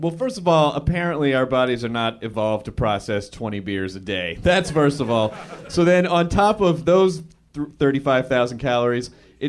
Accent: the South, United States; I'm from the South.

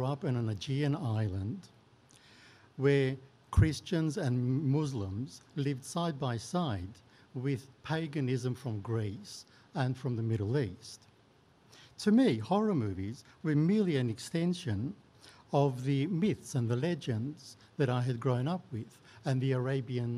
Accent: Melbourne, Victoria, Australia; also born or lived in Turkey; As a teenager growing up in Melbourne

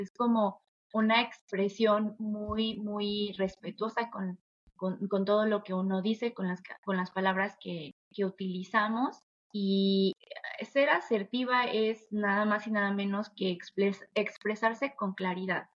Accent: Mexico; soy latina. Soy de un país que la verdad eh, es muy generoso, es muy amoroso también. Em, las personas mexicanas yo siento que siempre tendemos la mano

